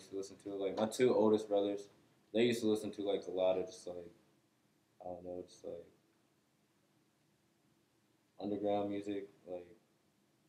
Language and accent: English; Lee's Summit, Missouri, United States; also born or lived in south Kansas City / Raytown; I'm from like south, and then I ended up moving out to Raytown when I was like real young. And then I moved from Raytown like around like fifth grade to Lee Summit.